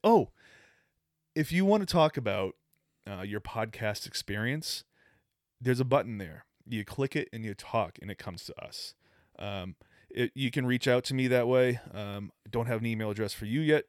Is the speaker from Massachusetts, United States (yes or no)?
yes; Boston, Massachusetts, United States; moved away; I'm from Boston